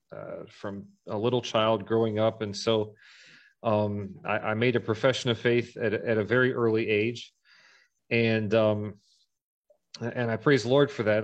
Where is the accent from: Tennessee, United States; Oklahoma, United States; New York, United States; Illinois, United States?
New York, United States; Corning; moved away as an adult; also born or lived in Ithaca, New York / Western Pennsylvania; now in Brazil; I spent most of my growing up years in near near a city called Corning, uh, which is famous for Corning Glassworks, southern tier of New York.